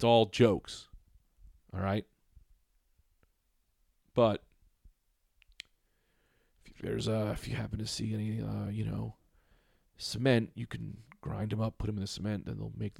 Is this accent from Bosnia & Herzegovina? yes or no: no; Liverpool, North West England, United Kingdom; now in Saudi Arabia; I'm a great guy. I'm from Liverpool. I'm currently living in Saudi Arabia